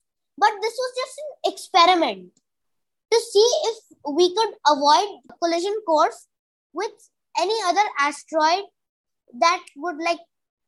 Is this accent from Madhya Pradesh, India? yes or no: yes; Indore, Madhya Pradesh, India; I study in grade 5 in the Emerald Heights International School. I am from Indore in Madhya Pradesh.